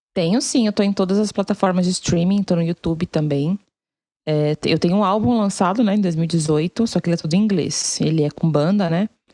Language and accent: Portuguese; Guarulhos, São Paulo, Brazil; sou de Guarulhos, a vida inteira em Guarulhos. Só que eu nasci, assim, nasci no Hospital Bom Clima, né? Mas eu nasci e fui criada ali na Vila Fátima